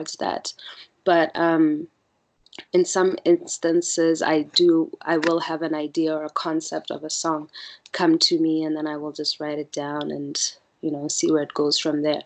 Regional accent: Botswana; also born or lived in Malaysia; I'm born and bred in Botswana

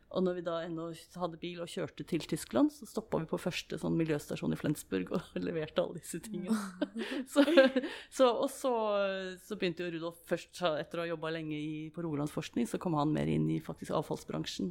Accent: Moss, Østfold, Norway; also born or lived in Germany; now in Stavanger, Norway; jeg vokste opp på Jeløy, eller Jeløy som jeg egentlig burde si, det, så, i, i, Moss

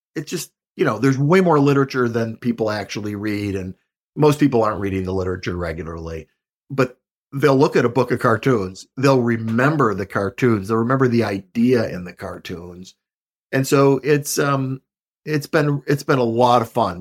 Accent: Buffalo, New York, United States; I'm from Buffalo, New York

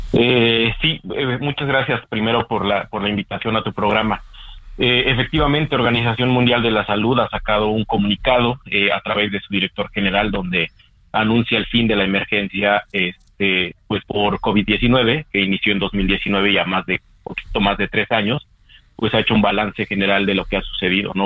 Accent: Mexico; como sociedad mexicana

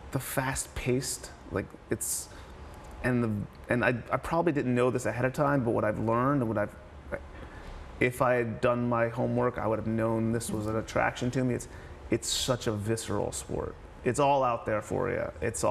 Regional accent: New Jersey, United States; also born or lived in New York; I'm born and bred in New Jersey

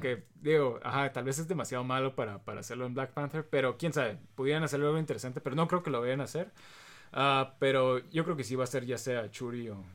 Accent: Mexico; somos mexicanos

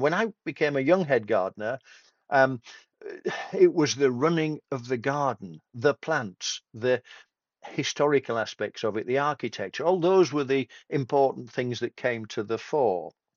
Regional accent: Tadcaster, Yorkshire and the Humber, United Kingdom; I come from Tadcaster between York and Leeds.

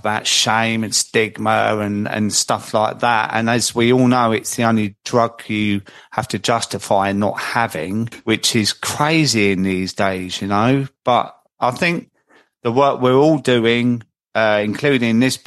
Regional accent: Croydon, London, United Kingdom; I'm 54 years old, covered in tattoos, and I'm a bloke from Croydon

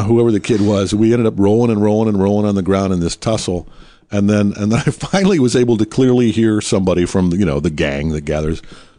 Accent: Detroit, Michigan, United States; moved away; And I was born in Motown

